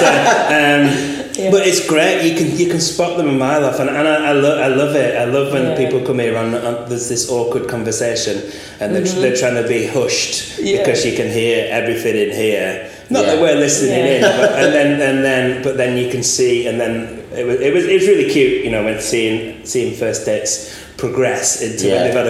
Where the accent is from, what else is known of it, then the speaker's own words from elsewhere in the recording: Blackburn, North West England, United Kingdom; now in Huddersfield, United Kingdom; I'm originally from Blackburn and surrounded by sort of edges of countryside that you had easy access